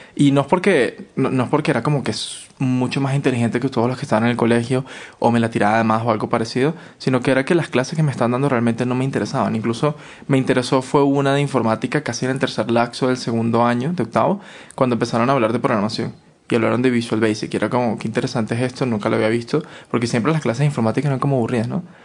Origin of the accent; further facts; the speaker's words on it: Caracas, Capital District, Venezuela; moved away as an adult; now in Quito, Ecuador; yo no salí de mi casa, de Caracas, para vivir, de vivir con mi mamá, para ahora llegar a vivir con mi abuela